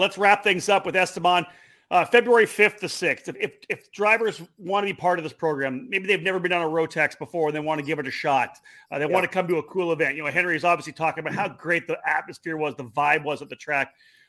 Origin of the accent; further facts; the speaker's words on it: Canada; I'm from Canada.